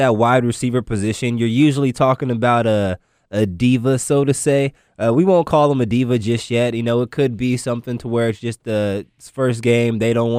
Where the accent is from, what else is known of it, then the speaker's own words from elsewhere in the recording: Waco, Texas, United States; I'm also a Waco native myself. I was born in Waco